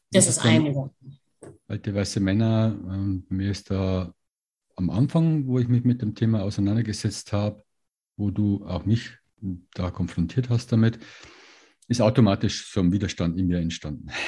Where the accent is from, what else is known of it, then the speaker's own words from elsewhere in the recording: Bavaria, Germany; In der Nähe von Regensburg.